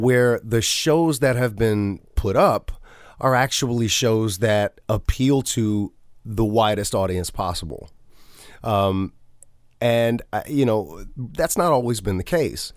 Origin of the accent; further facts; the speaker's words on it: the South, United States; growing up in the South